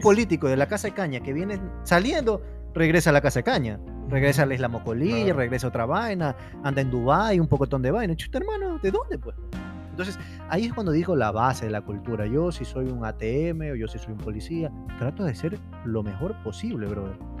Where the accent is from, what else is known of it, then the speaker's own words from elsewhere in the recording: Ecuador; somos ecuatorianos todos